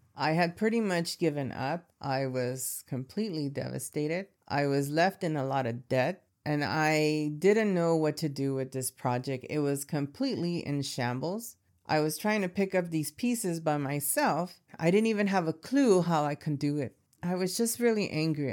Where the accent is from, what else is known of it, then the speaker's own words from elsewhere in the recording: Los Angeles, California, United States; I grew up in Southern California in Latino neighborhoods, and I'm talking about Echo Park, Boyle Heights, East L A kind of neighborhoods